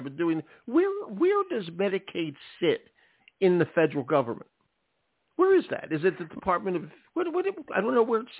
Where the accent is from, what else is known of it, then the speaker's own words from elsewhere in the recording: Philadelphia, Pennsylvania, United States; I'm from Philadelphia.